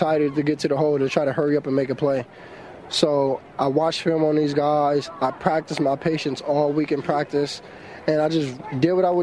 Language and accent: English; California, United States; moved away; it feels good to be back in California, breathe that Cali air, and see my family, my mom, my dad, my little cousins, and some of my hometown friends